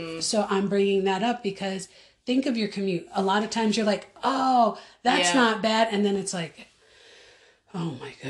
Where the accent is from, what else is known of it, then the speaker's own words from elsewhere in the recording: Orange County, New York, United States; moved away as an adult; also born or lived in Pennsylvania; I was born and raised in Orange County, New York.